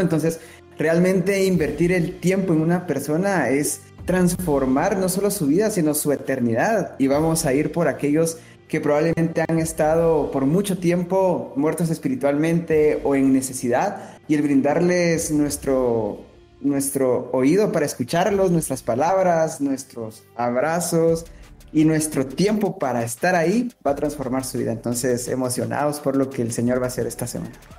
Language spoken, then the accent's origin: Spanish; Guatemala; soy de Guatemala